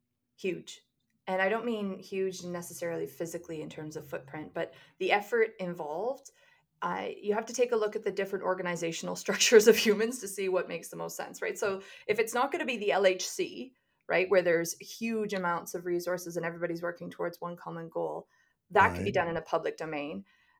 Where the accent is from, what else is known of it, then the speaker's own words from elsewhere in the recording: Kitchener-Waterloo, Ontario, Canada; I came across the concept of quantum computing when I was 16, because I had the good fortune of growing up in the Kitchener-Waterloo area, and there was a local newspaper article about the founding of the Institute for Quantum Computing there